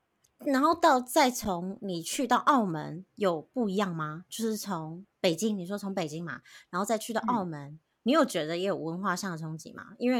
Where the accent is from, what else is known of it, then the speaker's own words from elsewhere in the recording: Taiwan; now in United States; 以前在台湾，大家都是亚洲人。